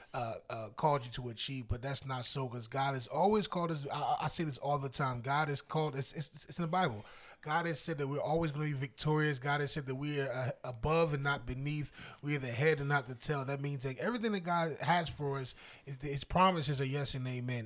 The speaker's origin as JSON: {"language": "English", "region": "New Jersey", "country": "United States", "tie": "born or raised there", "also_born_or_lived": "Pennsylvania", "moved": "as an adult", "said": "I was born and raised in Jersey"}